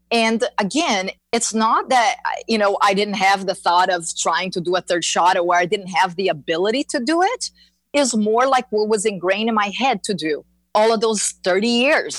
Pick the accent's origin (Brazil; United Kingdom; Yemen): Brazil; moved away as an adult; now in Florida, United States; I am uh, born and raised in Brazil